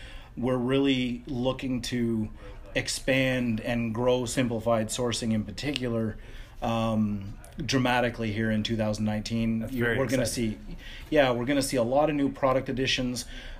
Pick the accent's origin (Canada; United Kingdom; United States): Canada; the fact that we're Canadian and we're headquartered here